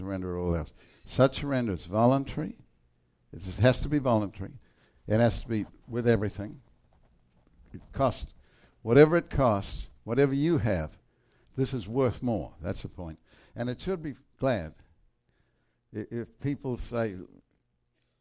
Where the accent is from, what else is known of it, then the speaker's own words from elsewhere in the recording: New Zealand; I'm from New Zealand